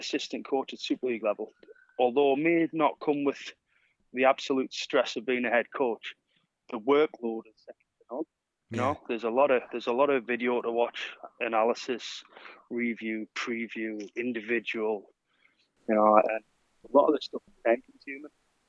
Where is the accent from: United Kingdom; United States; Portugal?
United Kingdom; Newcastle upon Tyne, North East England; moved away; also born or lived in Huddersfield / Parramatta / Workington; And I'm a Geordie, Dave.